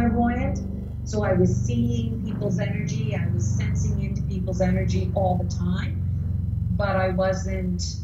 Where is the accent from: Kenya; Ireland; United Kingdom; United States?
United States; New Jersey; I grew up in New Jersey